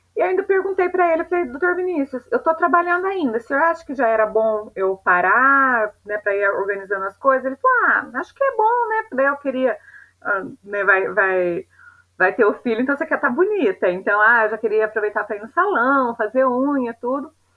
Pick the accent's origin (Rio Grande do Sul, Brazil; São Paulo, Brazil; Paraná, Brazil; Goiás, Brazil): São Paulo, Brazil; Piraju; now in Londrina, Brazil; na minha cidade natal, em Piraju, interior de São Paulo